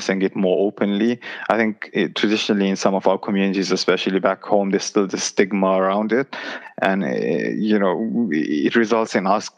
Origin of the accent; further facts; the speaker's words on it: London, United Kingdom; growing up in Tooting